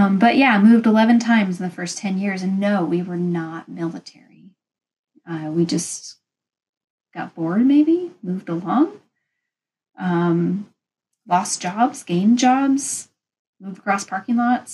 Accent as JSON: {"language": "English", "region": "Pacific Northwest", "country": "United States", "said": "I'm from the Pacific Northwest."}